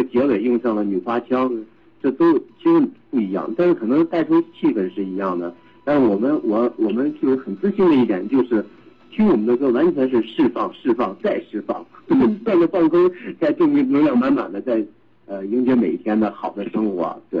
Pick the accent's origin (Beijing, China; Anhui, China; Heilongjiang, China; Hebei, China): Hebei, China; Shijiazhuang; 我是河北石家庄人。